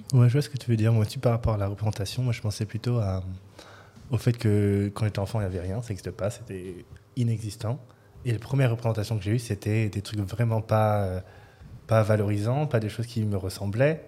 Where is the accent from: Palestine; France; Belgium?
France; Gagny, Île-de-France; je suis né dans le 93, euh, dans une petite ville qui s'appelle Gagny. J'ai fait mes études en 93